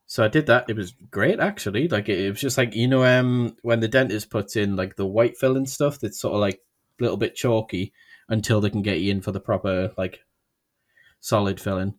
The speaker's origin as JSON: {"language": "English", "country": "United Kingdom", "said": "I'm British"}